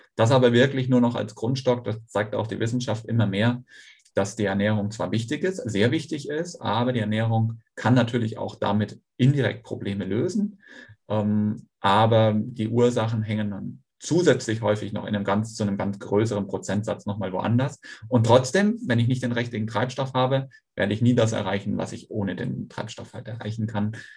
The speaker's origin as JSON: {"language": "German", "region": "North Sea coast", "country": "Germany", "tie": "born or raised there", "also_born_or_lived": "Schweinfurt", "moved": "yes", "lives_now": "Kiel, Germany", "said": "bin dann aber an der Nordseeküste aufgewachsen"}